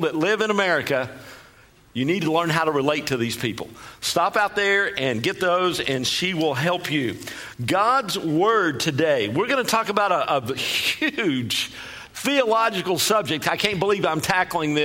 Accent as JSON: {"language": "English", "region": "Texas", "country": "United States", "said": "I sound funny because I'm from Texas. And I talk fast also because I'm from Texas"}